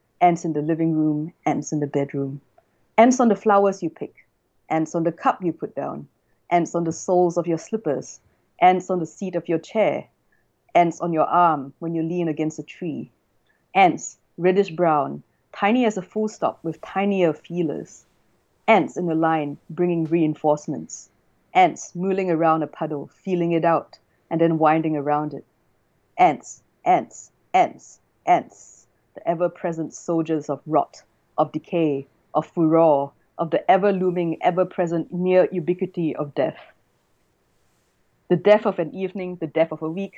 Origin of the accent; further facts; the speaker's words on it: Singapore; moved away as an adult; also born or lived in China; now in Australia; Singapore, which is my hometown.